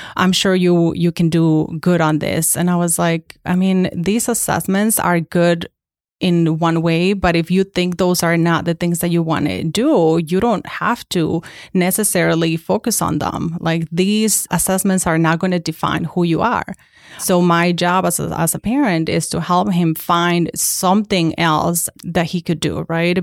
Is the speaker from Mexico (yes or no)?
yes; Mexico; English is a second language; moved away as an adult; now in United States; I was born and raised in Mexico until the age of eighteen